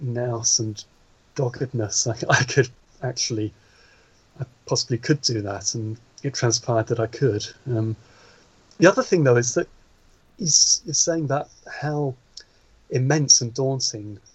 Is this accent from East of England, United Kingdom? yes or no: yes; Norfolk, East of England, United Kingdom; also born or lived in East End of London; I was born in the East End of London, although grew up in Norfolk